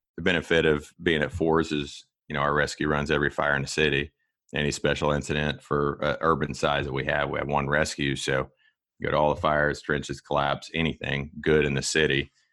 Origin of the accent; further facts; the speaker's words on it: Kansas, United States; also born or lived in Florida; born and raised on a farm here in Kansas